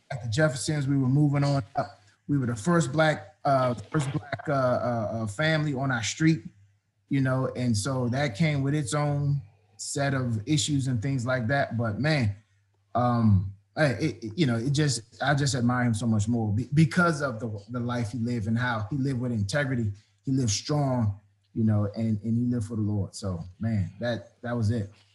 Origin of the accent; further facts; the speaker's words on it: Prince George's County, Maryland, United States; also born or lived in Washington, D.C.; I uh, born there, grew up right outside of D.C. in Prince George's County, Maryland